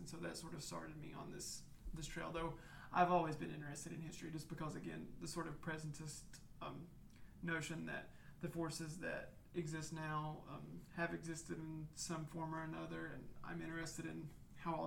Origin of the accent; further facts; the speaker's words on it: Southwest Virginia, United States; accent: hillbilly; moved away as an adult; now in Louisiana, United States; I'm from Southwest Virginia, not West Virginia, Virginia, the Southwest corner. And I was raised in a super, super fundamentalist tradition.